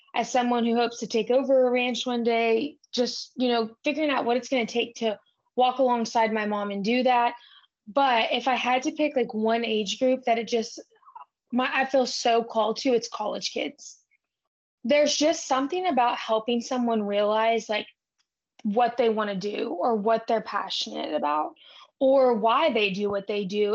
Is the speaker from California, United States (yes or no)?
no; Brackettville, Texas, United States; now in Fort Worth, United States; I'm from South Texas and my family ranches